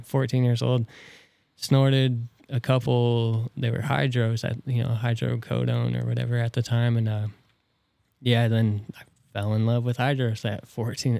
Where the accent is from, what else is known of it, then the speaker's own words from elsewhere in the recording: Tilden, Nebraska, United States; also born or lived in Norfolk, Nebraska / Columbus, Nebraska / Neligh, Nebraska; born in Norfolk, raised in Tilden